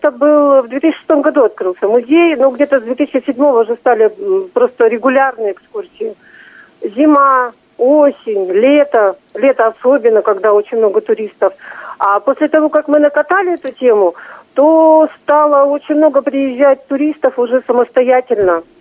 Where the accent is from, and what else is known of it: Irkutsk, Irkutsk Oblast, Russia